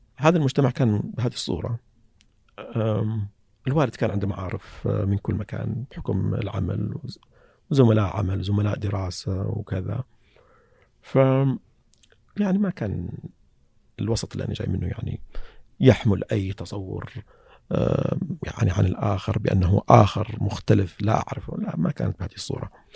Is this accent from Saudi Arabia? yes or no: yes; Saihat, Eastern Province, Saudi Arabia; أنا من القطيف